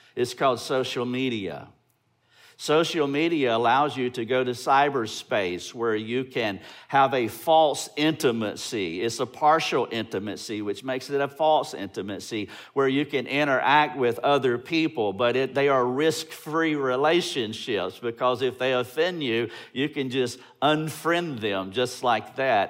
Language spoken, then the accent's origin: English; Greenville, South Carolina, United States; We're from Greenville, South Carolina